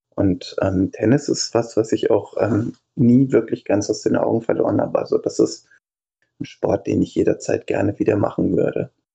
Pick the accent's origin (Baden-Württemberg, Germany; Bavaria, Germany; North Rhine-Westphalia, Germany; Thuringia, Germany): Baden-Württemberg, Germany; Denzlingen; in Denzlingen, wo ich herkomme, das ist so zehn Kilometer nördlich von Freiburg